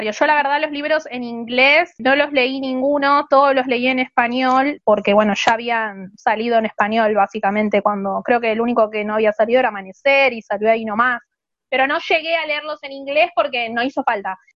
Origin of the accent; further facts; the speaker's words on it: Argentina; nosotras acá somos de Argentina y de México.